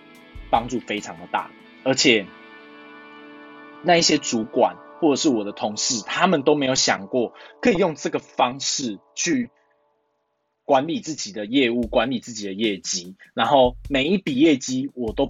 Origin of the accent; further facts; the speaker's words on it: Taiwan; born there; 因为毕竟我们生在台湾啊，理工科还是比较赚钱的。